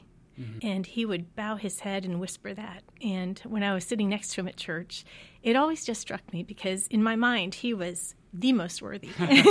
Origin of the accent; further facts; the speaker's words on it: Midwest, United States; also born or lived in Pennsylvania / Michigan; I'm a Midwest girl. I grew up in Ohio, Pennsylvania, Michigan. My first job was in Indiana after graduation, and then on to St. Louis.